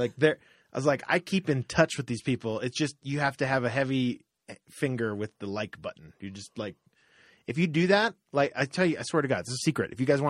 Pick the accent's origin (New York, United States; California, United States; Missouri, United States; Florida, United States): Florida, United States; moved away; I lived 15 years in our house, our third house in Florida. We moved around a lot in Florida.